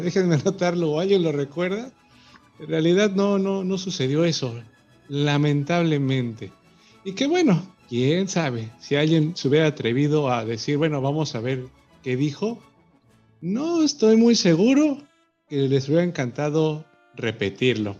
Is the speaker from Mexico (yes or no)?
yes; Mexico; como mexicano